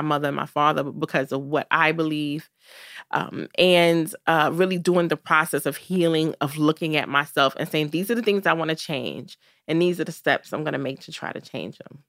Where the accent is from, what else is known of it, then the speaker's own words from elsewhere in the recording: New York City, New York, United States; Growing up in Brooklyn was amazing. I'm so happy that I grew up in this city